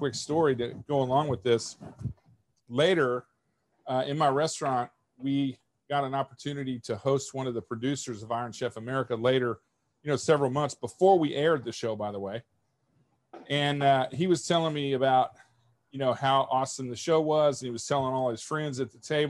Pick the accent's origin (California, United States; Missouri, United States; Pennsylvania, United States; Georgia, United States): Missouri, United States; Kansas City; I grew up in Kansas City with a mother and a father that both loved cooking and both loved entertaining